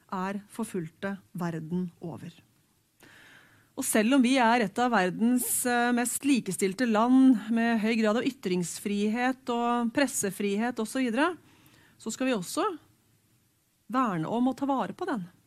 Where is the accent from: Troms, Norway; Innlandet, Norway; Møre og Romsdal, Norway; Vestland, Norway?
Innlandet, Norway; Hamar; Jeg vokste opp på Hamar